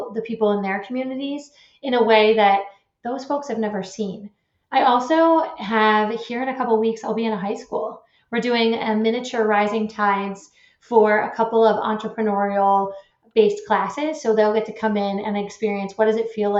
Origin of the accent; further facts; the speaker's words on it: Eastern Iowa, United States; moved away as an adult; also born or lived in Milwaukee, Wisconsin; I grew up in Eastern Iowa and then moved away to Milwaukee, which was a big city